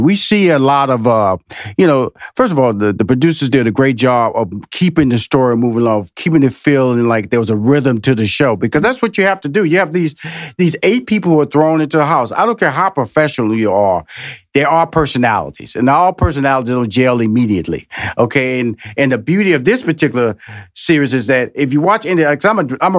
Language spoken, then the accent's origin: English; Houston, Texas, United States; which I'm so jealous because I'm from Houston.